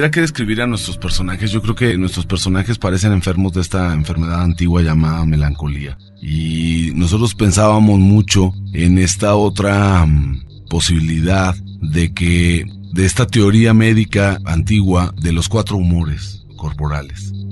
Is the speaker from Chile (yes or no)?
no; Mexico; tratar de reflexionar sobre quiénes somos como mexicanos a estas alturas.